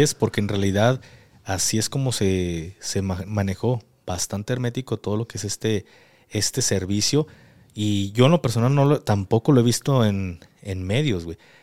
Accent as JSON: {"language": "Spanish", "country": "Mexico", "said": "soy mexicano"}